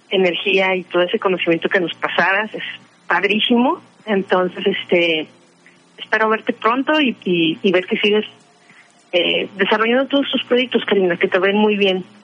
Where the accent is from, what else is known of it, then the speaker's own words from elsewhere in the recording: Mexico City, Mexico; siendo chilanga.